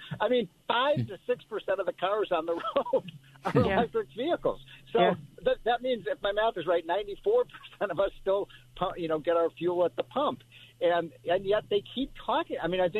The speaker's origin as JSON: {"language": "English", "town": "Chicago", "region": "Illinois", "country": "United States", "tie": "born or raised there", "said": "when I grew up in Chicago"}